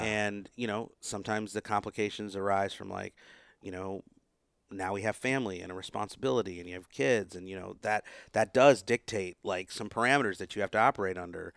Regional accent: United States; an Indian American, you know, growing up in that culture

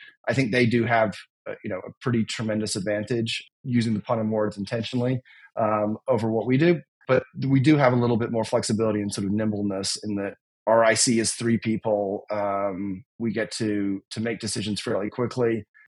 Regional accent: United Kingdom; although my accent does not give it away anymore, being a British football fan

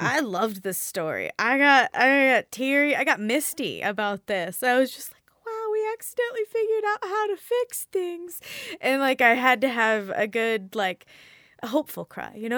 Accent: Midwest, United States; also born or lived in Bible Belt; I'm from the Midwest

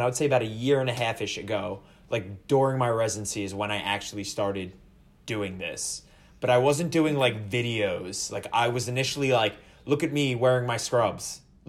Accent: New Jersey, United States; I was born and raised in Jersey.

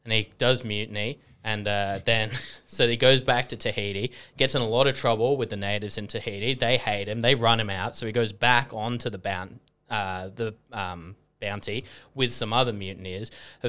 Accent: England, United Kingdom; born there; I was born in England, which is kind of near Scotland.

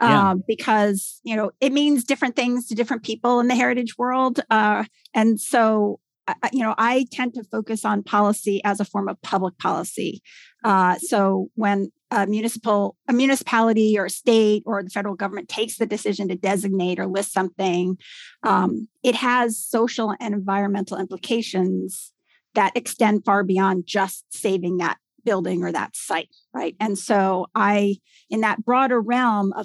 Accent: New Jersey, United States; also born or lived in New York City; I grew up in New Jersey, yes. And I actually live in New Jersey now.

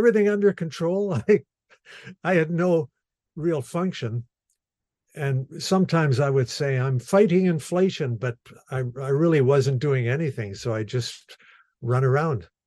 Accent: Winnipeg, Manitoba, Canada; now in Anola, Canada; I'm an entertainer and I've born and raised in Winnipeg and uh, live now in Anola, Manitoba, but uh, lived in Winnipeg for the uh, first years of my life till I was maybe 30

